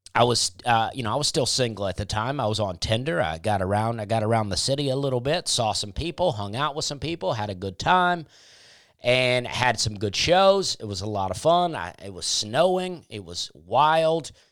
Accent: Alabama, United States; moved away as an adult; also born or lived in Charleston, South Carolina; growing up in the South

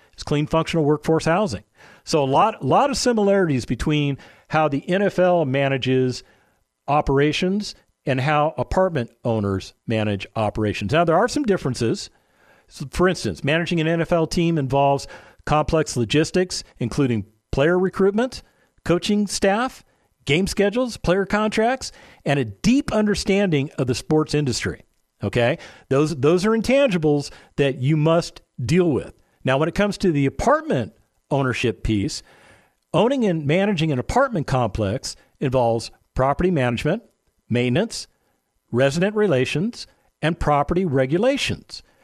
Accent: Las Vegas, Nevada, United States; now in San Antonio, United States; My hometown of Las Vegas, Nevada

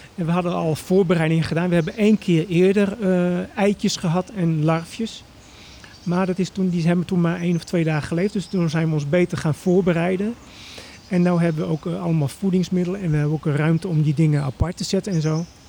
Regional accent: Emmen, Drenthe, Netherlands; ik ben opgegroeid in Emmen

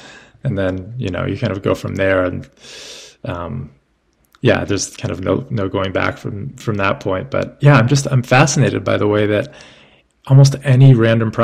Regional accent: New York City, New York, United States; We were growing up in New York City

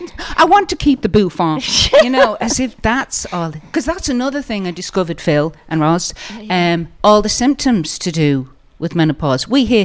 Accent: Manchester, North West England, United Kingdom; moved away; also born or lived in Dublin; I was born in Manchester. That's why I have a bit of an accent.

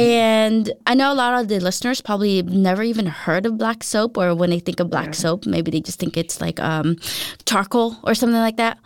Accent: United States; moved away as an adult; now in Denmark; for me as an American

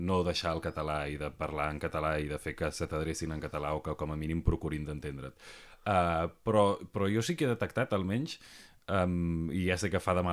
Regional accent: Barcelona, Catalonia, Spain; genera un, un, un problema com a catalanoparlant i com a barceloní

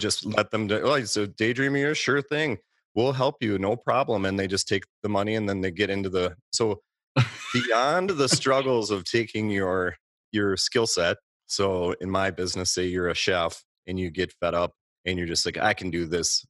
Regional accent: Minneapolis–Saint Paul, Minnesota, United States; I grew up in the Twin Cities

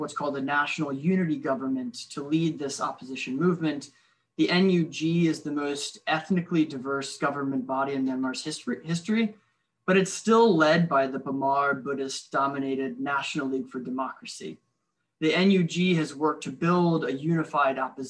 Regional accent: Richmond, Virginia, United States; my hometown of Richmond, Virginia

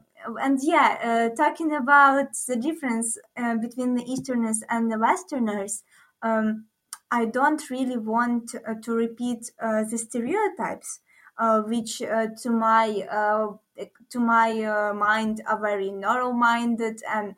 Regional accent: Ukraine

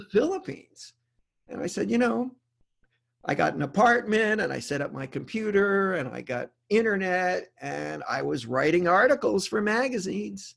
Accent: Rhode Island, United States; moved away; also born or lived in Charlotte, North Carolina / Memphis, Tennessee; I'm originally from Rhode Island

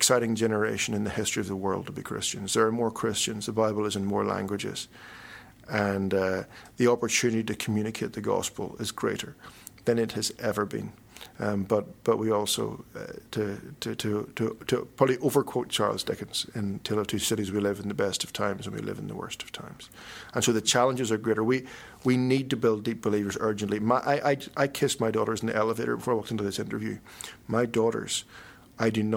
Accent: Northern Ireland, United Kingdom; I'm a Northern Irish Presbyterian

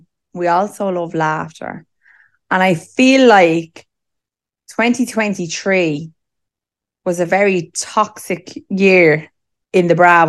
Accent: Ireland; Listen, I mean, we're Irish.

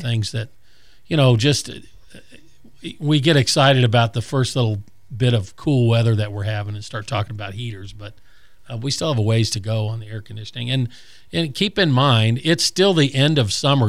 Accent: Colorado, United States; now in Gulf Breeze area, Florida, United States; when I was a kid growing up in Colorado

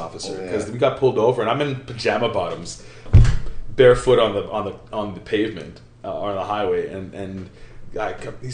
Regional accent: Winnipeg, Manitoba, Canada; We're from Winnipeg

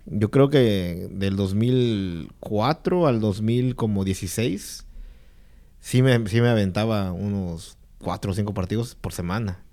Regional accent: Guerrero, Mexico; now in United States

